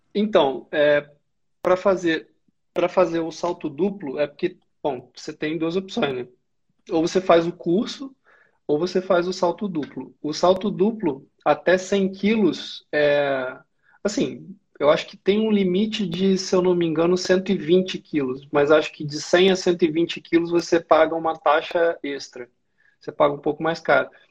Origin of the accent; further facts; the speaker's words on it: Valença, Rio de Janeiro, Brazil; moved away as an adult; also born or lived in Juiz de Fora / Macaé / Resende; now in Rio de Janeiro, Brazil; Nasci em Juiz de Fora, o pessoal fala que Juiz de Fora é, sei lá, quintal do Rio. É, cresci no interior do Rio, cidade chama Valença